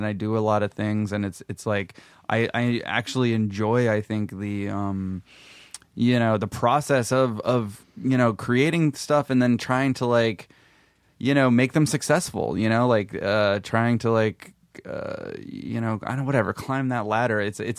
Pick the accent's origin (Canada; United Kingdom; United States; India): United States; Memphis, Tennessee; Yeah, I grew up in Memphis, and I briefly went to the Ole Miss, University of Mississippi, for like a year